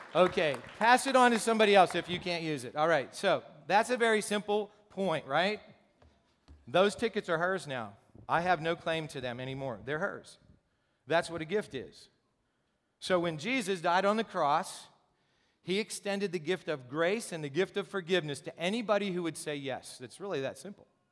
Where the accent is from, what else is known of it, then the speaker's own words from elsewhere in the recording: Gipsy, Pennsylvania, United States; I grew up in Gypsy, Pennsylvania